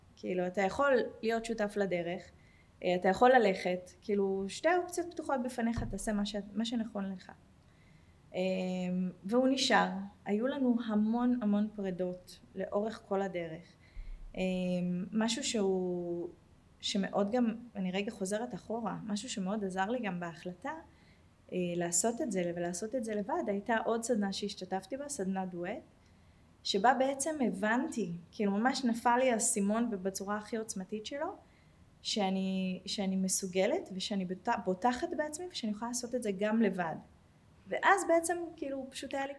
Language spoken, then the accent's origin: Hebrew; Jerusalem, Jerusalem District, Israel; also born or lived in Tel Aviv, Israel; now in Herzliya, Israel; אני ירושלמית במקור, גרתי 20 שנה בתל אביב